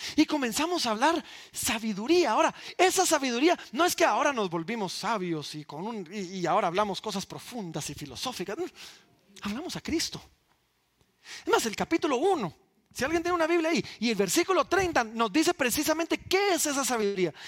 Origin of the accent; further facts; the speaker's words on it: Guatemala; somos realeza guatemalteca